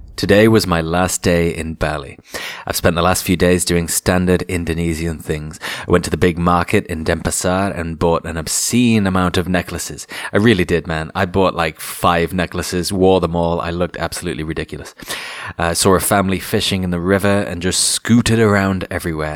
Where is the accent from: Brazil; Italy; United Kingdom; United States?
United Kingdom; England